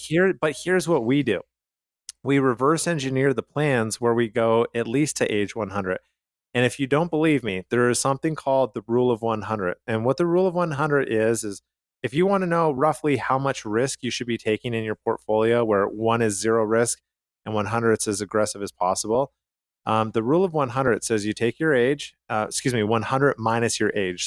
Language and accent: English; Calgary, Alberta, Canada; where I grew up in Calgary, Canada